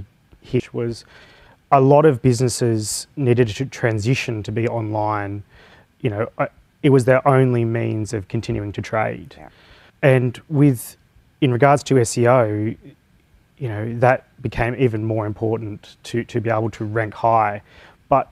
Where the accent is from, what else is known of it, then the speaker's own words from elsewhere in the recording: Blue Mountains, New South Wales, Australia; moved away as an adult; now in Newcastle, Australia; I was originally from the Blue Mountains